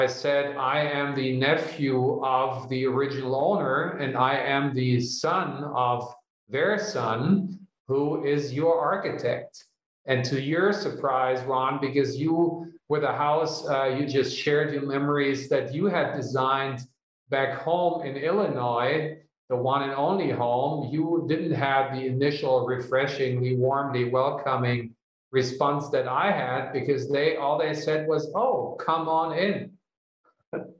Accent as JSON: {"language": "English", "country": "Germany", "moved": "yes", "said": "my home country in Germany"}